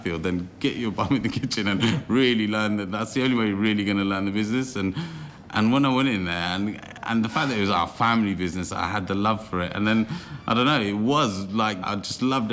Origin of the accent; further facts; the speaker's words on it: Cambridge, East of England, United Kingdom; I was born on Mill Road Hospital, the old Rosie, I think, on Ditchburn Place and Mill Road. And across the road, my dad had already opened an Indian restaurant, the Curry Queen, which is one of the oldest in Cambridge. And I was born living on top of a curry house.